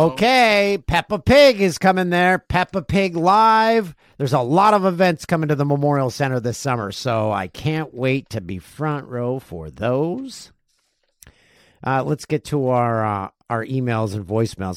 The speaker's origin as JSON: {"language": "English", "town": "Peterborough", "region": "Ontario", "country": "Canada", "tie": "born or raised there", "said": "in my hometown of Peterborough, Ontario"}